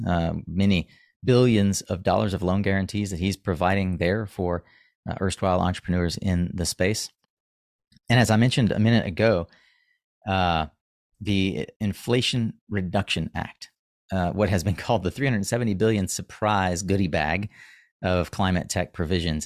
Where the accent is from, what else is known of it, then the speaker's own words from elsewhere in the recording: the Carolinas, United States; I'm from the Carolinas